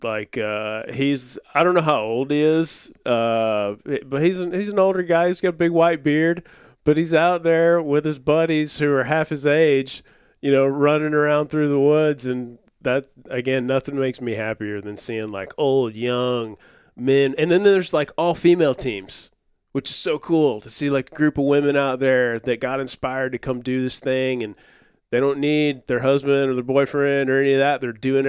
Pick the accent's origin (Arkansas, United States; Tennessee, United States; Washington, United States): Arkansas, United States; West Memphis; I'm from West Memphis.